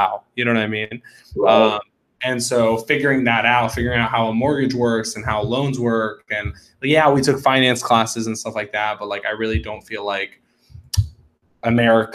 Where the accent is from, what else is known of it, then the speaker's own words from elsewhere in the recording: Atlanta, Georgia, United States; I've actually grown up here. I'm in Atlanta. I've grown up here my whole life